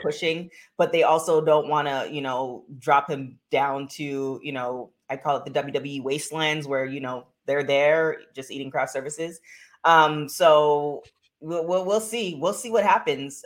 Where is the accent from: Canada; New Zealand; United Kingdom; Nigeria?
Canada; I'm from Canada